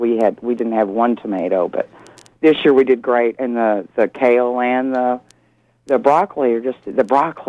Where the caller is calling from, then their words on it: St. Albans, Maine, United States; I'm calling from St. Albans.